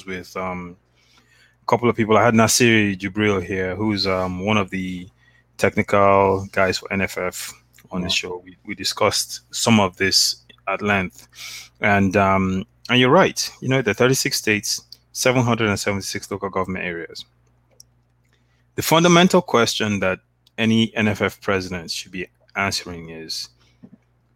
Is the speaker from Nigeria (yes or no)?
yes; Delta, Nigeria; I'm from Delta State